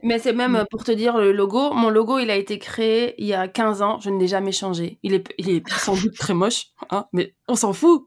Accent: Brussels, Brussels-Capital Region, Belgium; j'ai grandi à Bruxelles

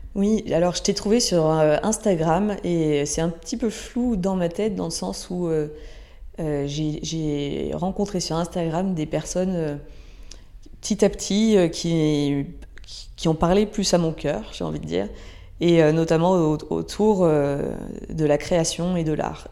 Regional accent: Ardèche, Auvergne-Rhône-Alpes, France; j'ai grandi en Ardèche, dans un petit village euh, proche de la nature

